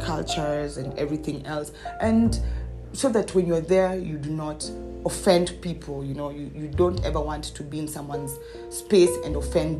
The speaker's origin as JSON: {"language": "English", "country": "Germany", "tie": "born or raised there", "also_born_or_lived": "Kenya", "moved": "yes", "said": "I grew up in Germany"}